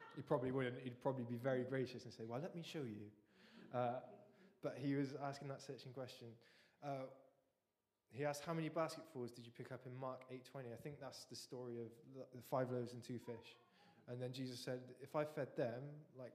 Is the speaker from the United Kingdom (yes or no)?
yes; England, United Kingdom; as English people